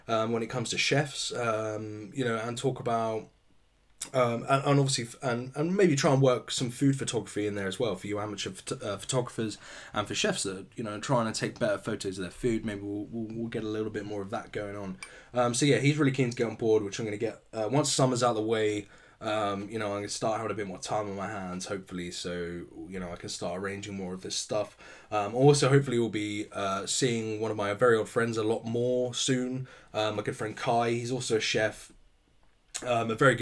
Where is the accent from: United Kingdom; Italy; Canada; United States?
United Kingdom; I'm British